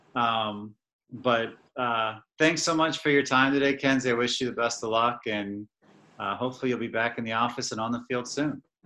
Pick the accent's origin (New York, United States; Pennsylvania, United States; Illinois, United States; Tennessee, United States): Tennessee, United States; Nashville; We were like sixth, seventh grade then, growing up in Nashville.